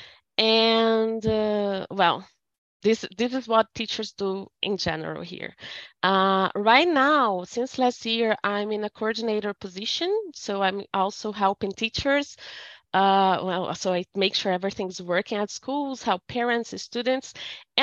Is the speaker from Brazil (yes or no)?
yes; Brazil; English is a second language